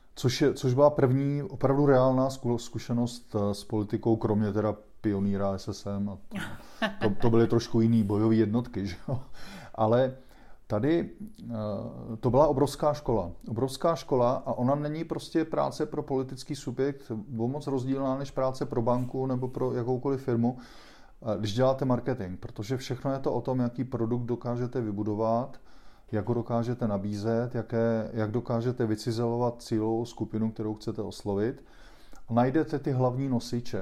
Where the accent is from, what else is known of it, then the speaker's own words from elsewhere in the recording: Prague, Czechia; also born or lived in Mexico / São Paulo, Brazil; já jsem se rozhodl, že prostě žiju celý život na Praze šest